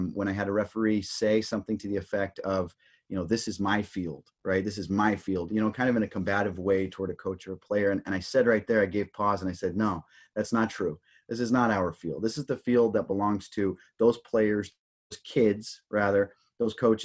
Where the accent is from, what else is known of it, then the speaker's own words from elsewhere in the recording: Tempe, Arizona, United States; moved away as an adult; also born or lived in Southern California; I grew up in Tempe, Arizona, played high school football there